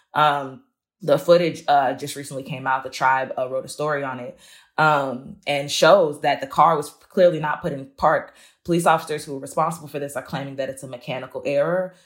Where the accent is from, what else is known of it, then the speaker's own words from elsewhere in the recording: Chicago, Illinois, United States; I grew up near Roseland